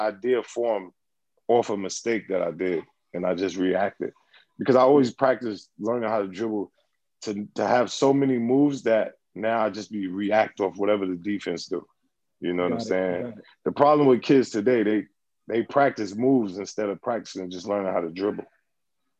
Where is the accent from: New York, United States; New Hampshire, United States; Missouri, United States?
New York, United States; New York City; also born or lived in Brooklyn / Harlem; I'm from New York. So I'm on the team with other people from New York.